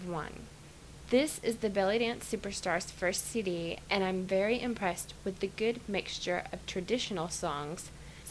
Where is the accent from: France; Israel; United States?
United States; Arkansas; I'm from Arkansas.